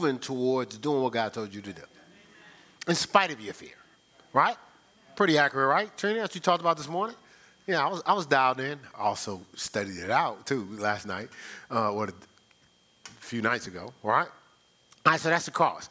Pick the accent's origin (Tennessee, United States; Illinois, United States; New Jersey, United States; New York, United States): New Jersey, United States; moved away as an adult; also born or lived in Ohio; I'm like from Jersey